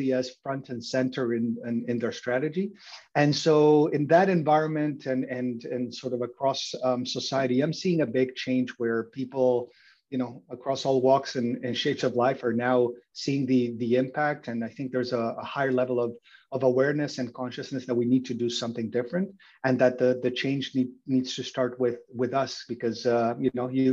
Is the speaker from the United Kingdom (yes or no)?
no; Uruguay; moved away as an adult; also born or lived in Mexico / Germany; now in Canada; So I was born and raised in Uruguay, and I came to Canada to go to university.